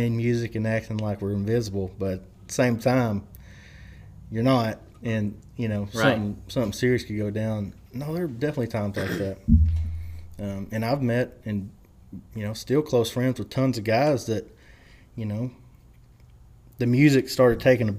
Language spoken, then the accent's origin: English; Lubbock, Texas, United States; I'm from Lubbock. I live in Lubbock, But after a while, it's like, no, I am from that part of the world, and I'm proud to be from there.